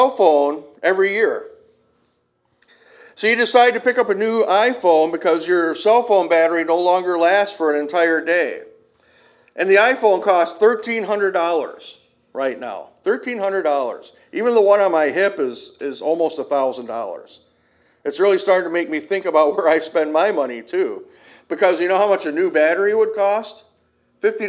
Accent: Kenosha, Wisconsin, United States; Growing up in Kenosha, a lot of the people down there are Cubs fans

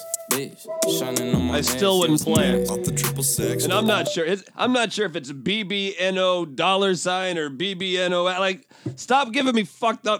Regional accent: New England, United States; accent: New England; my New England accent

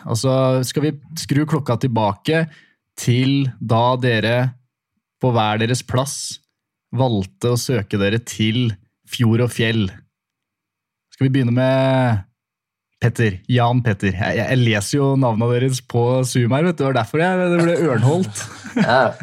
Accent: Stavanger, Rogaland, Norway; Jeg er født i, født i Stavanger

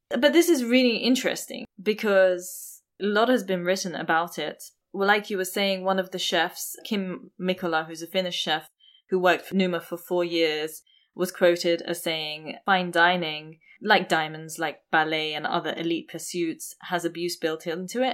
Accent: India; I'm Indian

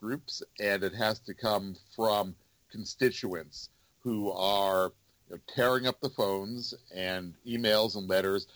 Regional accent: the New York area, United States; now in Washington, United States; I don't know if you can tell from my accent, but I grew up in the New York area

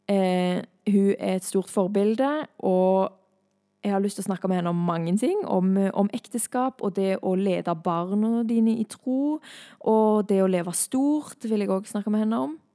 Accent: Thailand; jeg er misjonærbarn, jeg har vokst opp i Thailand. Og det var ikke alltid like kult å bo i Thailand, for min del.

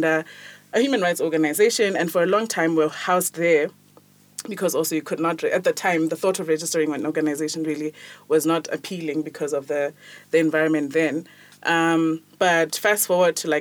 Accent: Botswana; I'm from Botswana

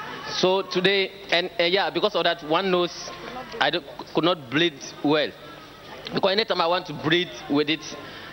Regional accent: Ghana; I'm from Ghana. I'm from Ghana.

